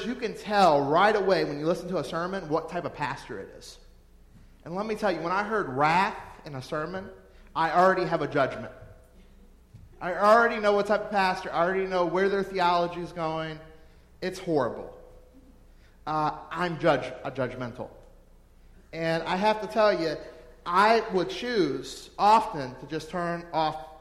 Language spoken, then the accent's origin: English; New Orleans, Louisiana, United States; I'm from New Orleans, or right around there, and we party at our funerals